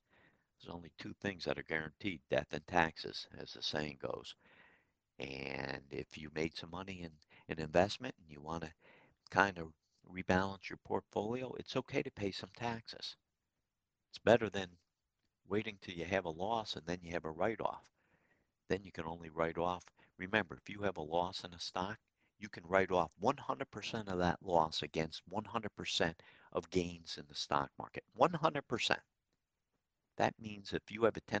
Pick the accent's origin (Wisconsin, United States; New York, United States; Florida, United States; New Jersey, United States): New York, United States; Troy; Troy, my hometown